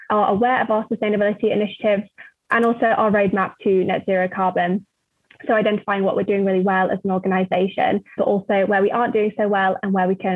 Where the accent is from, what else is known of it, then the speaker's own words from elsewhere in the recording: China; now in West; So I came across bamboo-based tissue products in my home country, China, and at that time I didn't see anything like this in the West.